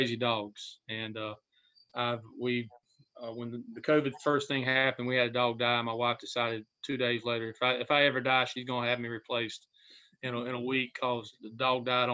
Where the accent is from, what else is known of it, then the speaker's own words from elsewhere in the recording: Red Springs, North Carolina, United States; I coached in my hometown, a little crossroads in Robson County called Red Springs